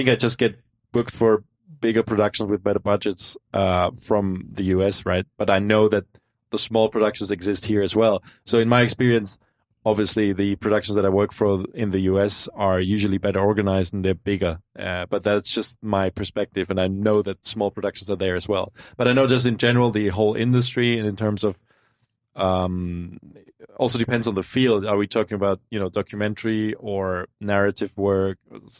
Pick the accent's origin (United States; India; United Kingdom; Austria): Austria; Innsbruck, Tyrol; I'm from Innsbruck, you know, the west.